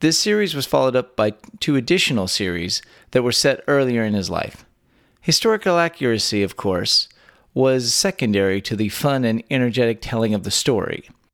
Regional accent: Texas, United States; three friends born and raised in the Lone Star State

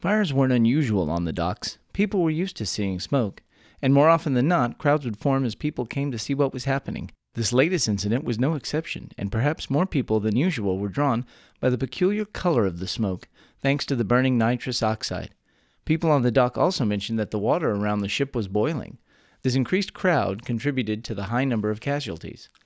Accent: Texas, United States; born or raised there

